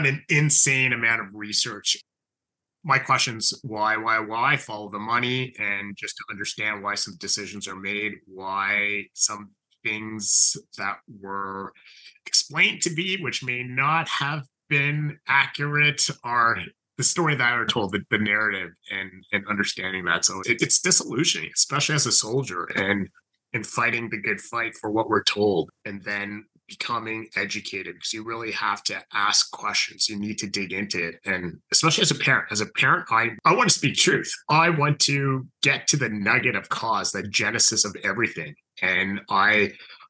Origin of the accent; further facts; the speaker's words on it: Ottawa, Ontario, Canada; also born or lived in Cambridge, Ontario; I was born in Southern Ontario, so in a city called Cambridge, and moved to Ottawa when I was three. So essentially spent most of my life here